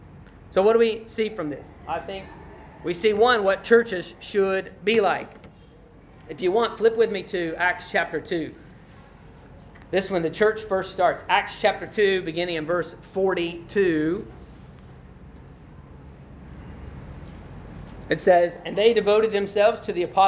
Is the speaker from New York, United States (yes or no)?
no; Glasgow, Kentucky, United States; whenever I leave Glasgow, Kentucky, and I'm headed to Louisville, I pass through Horse Cave